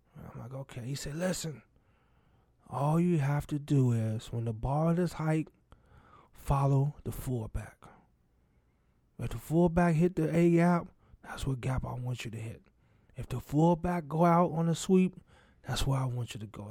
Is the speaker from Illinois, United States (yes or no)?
yes; Chicago Heights, Illinois, United States; also born or lived in Richton Park, Illinois; I grew up in Chicago Heights, Illinois